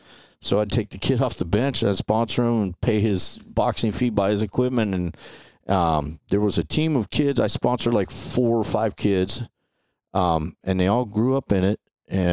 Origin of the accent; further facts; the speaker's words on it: Los Angeles, California, United States; So I grew up in Atwater, California. It's right across from, like, if you know where the Griffith Park in the mountains and like Dodger Stadium is, right across the LA River, there was a small town there, Atwater